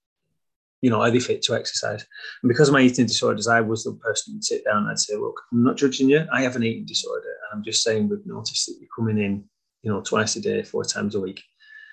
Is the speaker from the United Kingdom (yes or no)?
yes; Blackburn, North West England, United Kingdom; accent: northern; I'm not from Preston, I'm from Blackburn